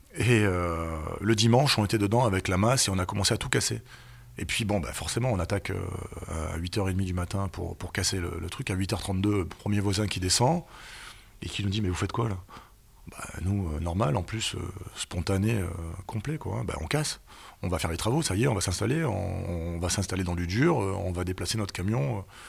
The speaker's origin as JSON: {"language": "French", "town": "Nice", "region": "Provence-Alpes-Côte d'Azur", "country": "France", "tie": "born or raised there", "also_born_or_lived": "Paris / England", "said": "je suis né à Nice en 1979"}